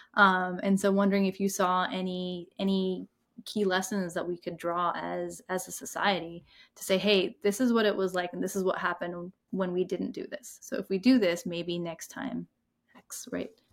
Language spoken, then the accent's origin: English; India; now in United States; I'm from India